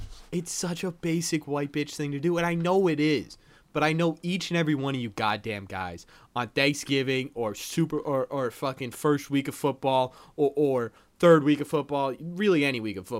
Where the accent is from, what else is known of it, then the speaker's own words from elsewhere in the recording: New Hampshire, United States; I grew up in New Hampshire